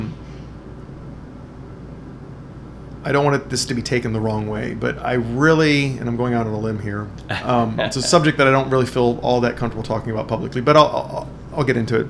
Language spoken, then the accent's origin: English; King Ranch, South Texas, United States; moved away; also born or lived in Dallas / Guanajuato, Mexico; I grew up on the King Ranch in South Texas, which was like 98% Latin, Mexican-American, Mexican